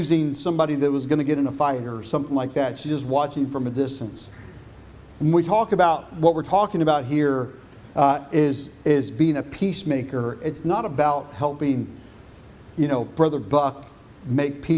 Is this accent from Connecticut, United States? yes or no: no; Illinois, United States; also born or lived in Texas; When I was in fifth grade and we moved from Texas to Illinois